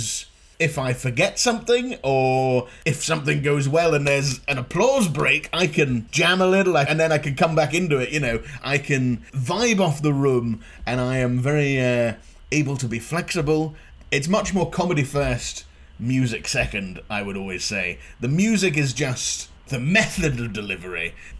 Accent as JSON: {"language": "English", "town": "Inverness", "region": "Scotland", "country": "United Kingdom", "tie": "born or raised there", "also_born_or_lived": "Glasgow", "moved": "yes", "said": "growing up in Inverness as well, there wasn't really a comedy scene at the time"}